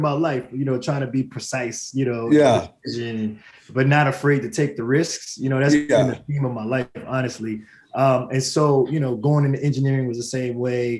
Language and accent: English; Houston, Texas, United States; moved away as an adult; also born or lived in North Carolina; Houston specifically for me.